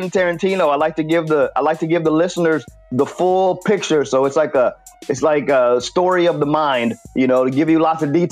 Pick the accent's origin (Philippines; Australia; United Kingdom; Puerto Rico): Puerto Rico; English is a second language; moved away; I mean, I had to learn English when I moved here from Puerto Rico, so it's not even my native language, and I still speak both languages better than you.